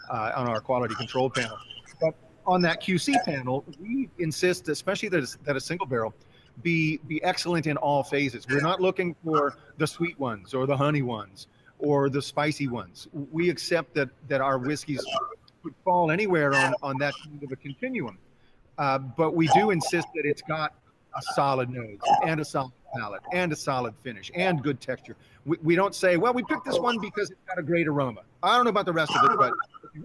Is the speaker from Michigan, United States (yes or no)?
no; Cincinnati, Ohio, United States; It's my hometown, you know, Cincinnati.